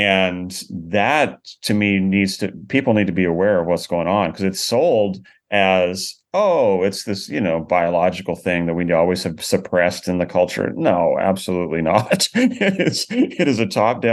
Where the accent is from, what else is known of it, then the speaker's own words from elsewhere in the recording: Canada; now in United States; I grew up in Canada